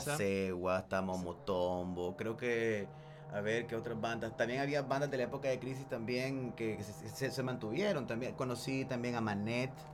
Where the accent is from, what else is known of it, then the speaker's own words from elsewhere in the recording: Nicaragua; also born or lived in El Salvador; yo no nací aquí, loco